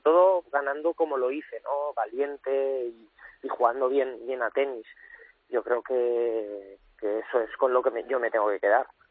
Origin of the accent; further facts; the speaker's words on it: Cuenca, Castilla-La Mancha, Spain; now in Valencia, Spain; yo, soy nacido en Cuenca, pero mi familia es de Valencia